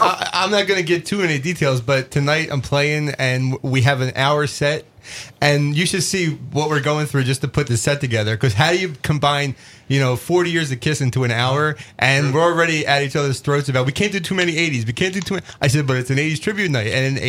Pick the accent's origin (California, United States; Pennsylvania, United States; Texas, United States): Pennsylvania, United States; Philadelphia; So it's for the Philly crowd, my hometown